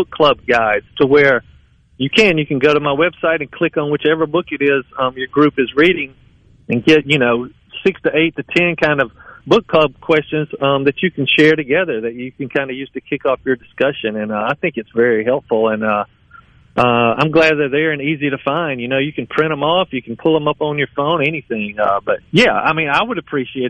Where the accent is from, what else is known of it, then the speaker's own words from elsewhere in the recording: Oxford, Mississippi, United States; Square Books in my hometown